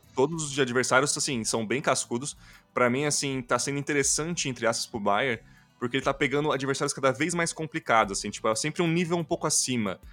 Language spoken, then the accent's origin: Portuguese; Brazil; a gente, como brasileiro